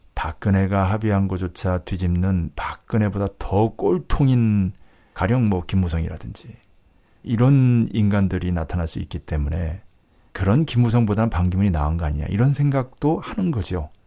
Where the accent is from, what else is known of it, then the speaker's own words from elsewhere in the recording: South Korea; moved away; 남쪽에서 자라서